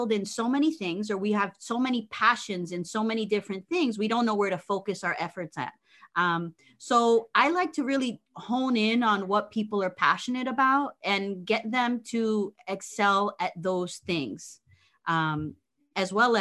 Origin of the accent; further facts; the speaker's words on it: New Jersey, United States; moved away as an adult; also born or lived in Ponce, Puerto Rico; now in South Florida, United States; So I was born in Ponce, Puerto Rico. We moved to Jersey when I was about 3-4 years old. So yes, I grew up in Jersey.